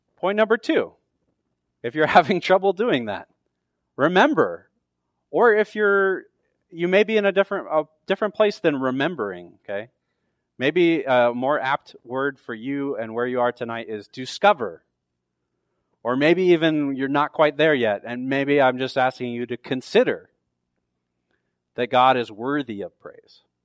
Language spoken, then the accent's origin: English; near San Francisco, California, United States; now in Tucson, United States; I grew up near the San Francisco, so the San Francisco forty-niners are, like, my hometown team